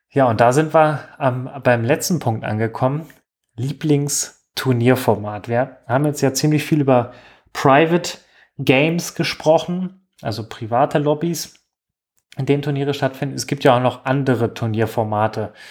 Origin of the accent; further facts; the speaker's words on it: Germany; wir als Deutsche, die daran teilnehmen, ähm, eine, eine reelle Chance haben